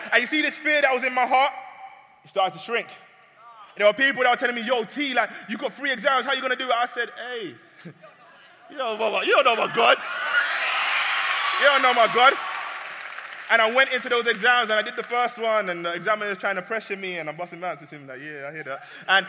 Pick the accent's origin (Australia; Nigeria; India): Nigeria; Now, side note, I'm Nigerian.